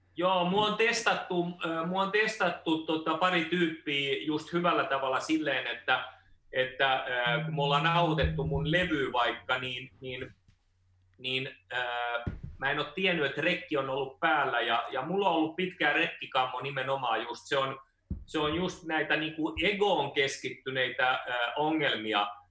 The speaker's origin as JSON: {"language": "Finnish", "country": "Finland", "tie": "born or raised there", "said": "mä oon syntynyt Suomessa"}